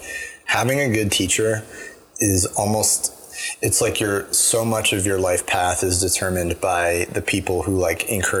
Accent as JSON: {"language": "English", "town": "Asheville", "region": "North Carolina", "country": "United States", "lives_now": "Boston, United States", "said": "But I came from Asheville in North Carolina."}